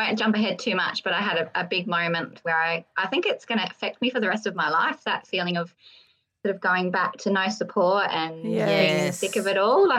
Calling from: Perth, Western Australia, Australia; I am phoning in from Perth, the rectum capital of Australia.

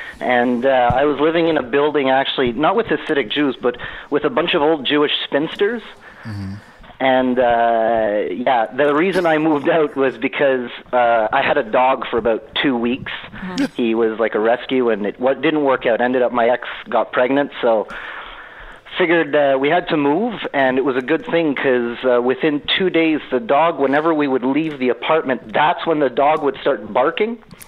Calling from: Montreal, Quebec, Canada; accent: Canadian; That's right. Calling from Quebec, actually. So the French bit, hilarious.

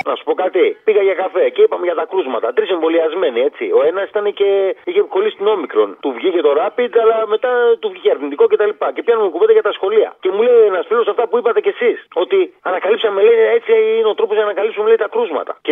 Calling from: Egaleo, Attica, Greece; Γεια σου, Αποστόλη … από το Εγάλεο.

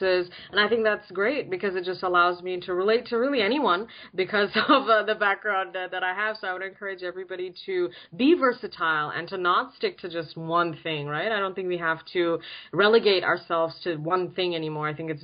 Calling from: San Francisco Bay Area, California, United States; So I'm calling from the San Francisco Bay Area. Very excited. West Coast.

